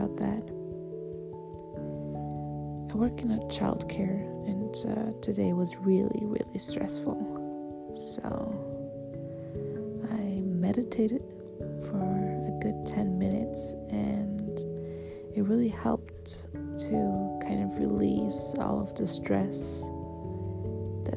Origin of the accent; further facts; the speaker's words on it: Switzerland; I'm from Switzerland.